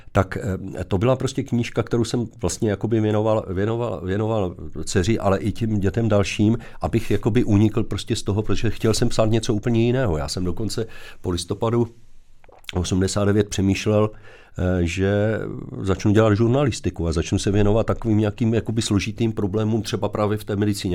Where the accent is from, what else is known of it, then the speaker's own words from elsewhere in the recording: Zlín, Zlín Region, Czechia; když jsem se vrátil zpátky po, eh, promoci do Zlína, odkud pocházím